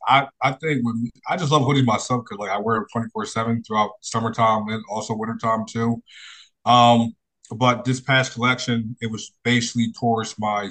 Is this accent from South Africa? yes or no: no; Philadelphia, Pennsylvania, United States; I grew up in Philadelphia, born and raised